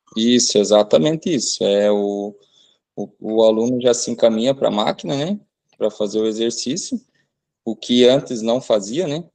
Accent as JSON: {"language": "Portuguese", "town": "Santa Teresinha", "country": "Brazil", "tie": "born or raised there", "said": "a minha cidade natal, aqui para Santa Teresinha"}